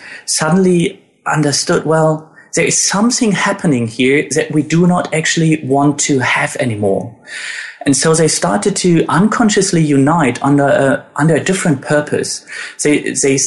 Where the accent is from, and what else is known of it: Germany; born or raised there